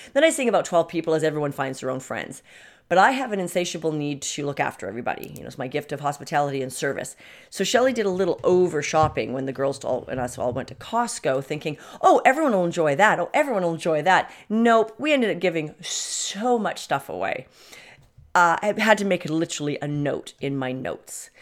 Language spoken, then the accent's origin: English; Canada; I come from Canada